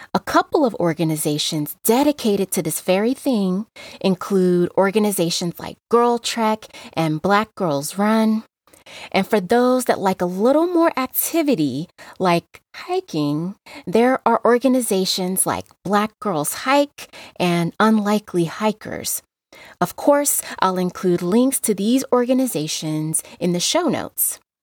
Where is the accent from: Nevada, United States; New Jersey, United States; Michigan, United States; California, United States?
Nevada, United States; Las Vegas; I grew up in Las Vegas